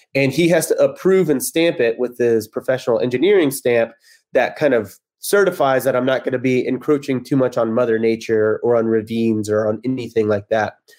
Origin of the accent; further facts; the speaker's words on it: Texas, United States; moved away as an adult; also born or lived in Kansas City; now in Los Angeles, United States; I'm from Texas.